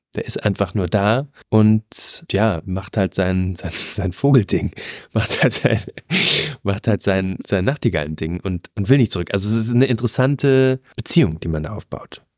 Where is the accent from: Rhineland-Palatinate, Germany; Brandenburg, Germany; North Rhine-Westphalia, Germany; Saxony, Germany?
Brandenburg, Germany; Ich als Brandenburger